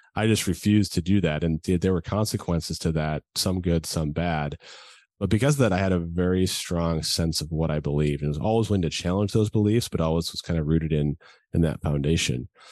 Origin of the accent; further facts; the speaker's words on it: Edina, Minnesota, United States; moved away; also born or lived in California; I grew up in the Midwest, as you mentioned, a small little town called Edina, Minnesota, right outside Minneapolis